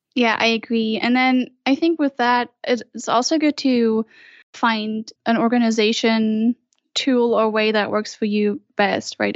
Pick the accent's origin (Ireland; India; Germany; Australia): Germany; moved away as an adult; now in Utah, United States; I'm originally from Germany